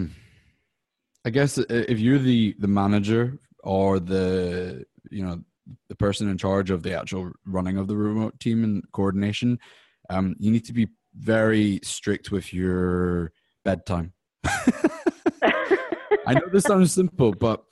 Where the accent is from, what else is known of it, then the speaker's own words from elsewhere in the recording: Scotland, United Kingdom; now in United States; I'm from the UK, I'm from Scotland